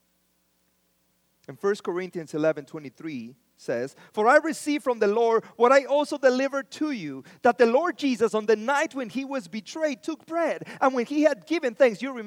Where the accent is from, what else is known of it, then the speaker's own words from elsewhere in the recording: Mexico; now in United States; I was born in Mexico.